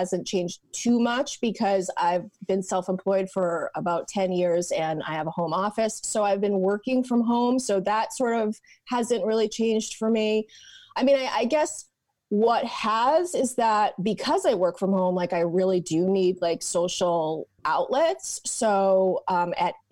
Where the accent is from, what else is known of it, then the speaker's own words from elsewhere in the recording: Portland, Maine, United States; also born or lived in New York; now in Portland, Oregon, United States; I am originally from Portland, Maine